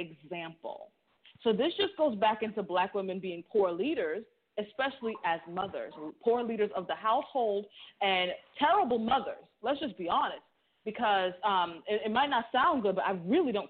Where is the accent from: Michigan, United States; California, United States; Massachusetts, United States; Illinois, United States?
Massachusetts, United States; Boston; now in Barbados; I'm from Boston